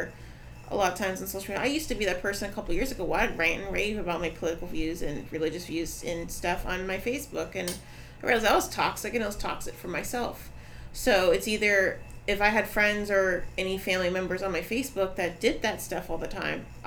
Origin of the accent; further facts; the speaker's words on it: Orlando, Florida, United States; moved away as an adult; now in Brevard County, United States; I'm from Orlando, I used to party out there all the time, I lived out there